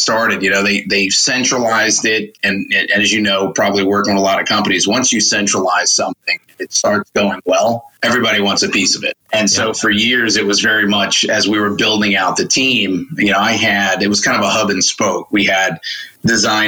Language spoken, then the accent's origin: English; New York City, New York, United States; moved away as an adult; also born or lived in North Carolina; now in Charlotte, United States; No, I grew up in Queens, New York